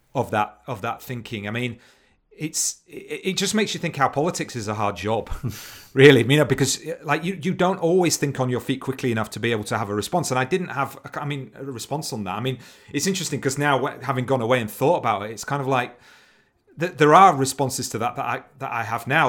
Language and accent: English; Leeds, Yorkshire and the Humber, United Kingdom; growing up in Leeds